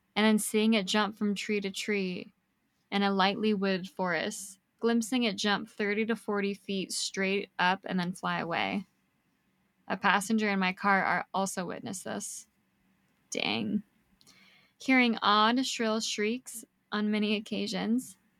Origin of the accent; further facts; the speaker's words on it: Niwot, Colorado, United States; my hometown